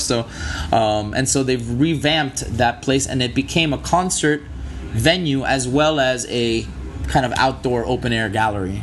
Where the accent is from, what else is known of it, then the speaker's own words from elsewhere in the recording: Miami, Florida, United States; I'm born and raised here in Miami. Um, I was born in Miami Beach. I was raised in Miami Beach and in uh, South Miami as well.